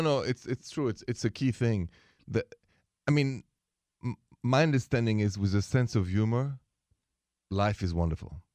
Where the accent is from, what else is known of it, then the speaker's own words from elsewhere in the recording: Paris, Île-de-France, France; now in Chicago, United States; I'm from Paris, France. and I live in Chicago